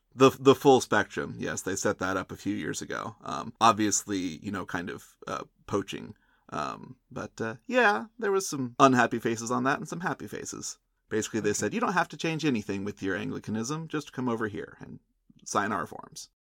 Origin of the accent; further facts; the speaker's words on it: United States; I'm from the United States